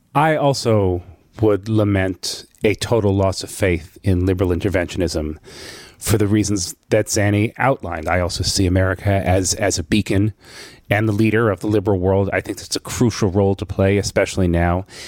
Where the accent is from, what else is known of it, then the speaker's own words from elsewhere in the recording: United States; as an American Jew